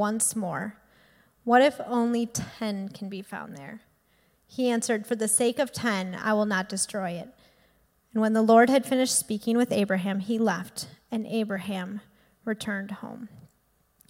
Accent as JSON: {"language": "English", "town": "Green Bay", "region": "Wisconsin", "country": "United States", "tie": "born or raised there", "also_born_or_lived": "Milwaukee, Wisconsin", "said": "I went to UWM and I grew up in Green Bay"}